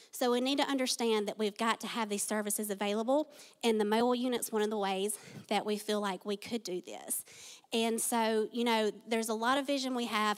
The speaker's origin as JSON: {"language": "English", "area": "Tift County", "region": "Georgia", "country": "United States", "tie": "born or raised there", "said": "I was born and raised in Tiff County"}